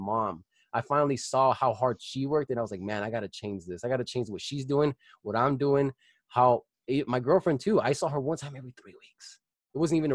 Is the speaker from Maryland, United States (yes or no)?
no; Colorado Springs, Colorado, United States; I was born and raised in Colorado Springs. I still live here. I lived here all my life